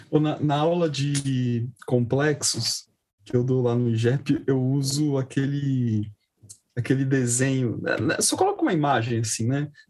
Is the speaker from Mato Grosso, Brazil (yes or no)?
no; São Paulo, Brazil; É, é nós três somos de São Paulo, né?